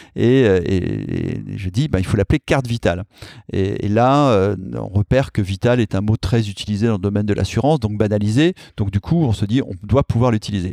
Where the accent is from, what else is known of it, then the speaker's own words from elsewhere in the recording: Clermont-Ferrand, Auvergne-Rhône-Alpes, France; moved away as an adult; also born or lived in Paris; Ma ville natale devrait changer de nom